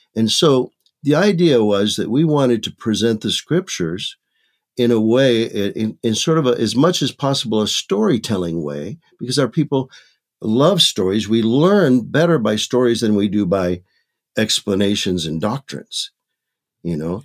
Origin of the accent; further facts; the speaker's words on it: Michigan, United States; now in Maricopa, United States; I was born and raised in Michigan